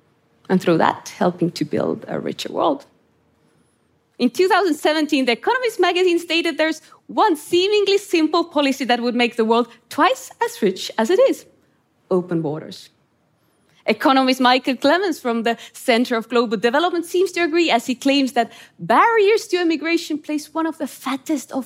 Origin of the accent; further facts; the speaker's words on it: Estonia; grew up in Estonia under Soviet occupation